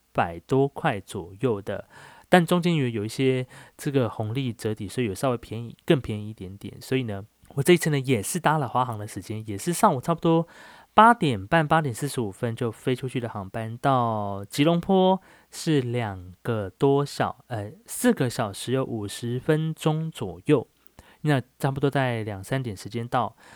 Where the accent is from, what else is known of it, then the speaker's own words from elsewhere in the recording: Taiwan; 我来自台湾